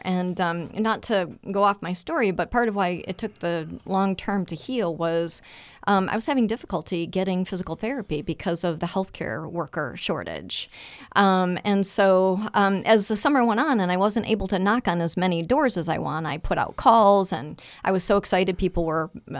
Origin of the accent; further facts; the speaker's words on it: Michigan, United States; also born or lived in Toledo, Ohio; I the joke in my family is I was born a Buckeye, but I was raised a Wolverine.